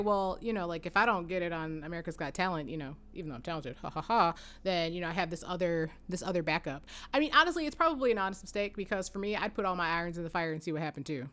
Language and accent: English; Michigan, United States; we say we're from Detroit